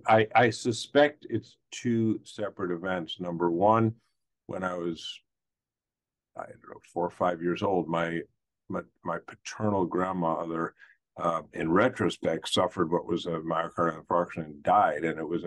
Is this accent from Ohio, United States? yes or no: no; New York City, New York, United States; also born or lived in Long Island; now in Florida, United States; I was born in Brooklyn, New York, to a family of attorneys, ultimately politicians. My great grandparents having emigrated from Kiev and Minsk on the maternal side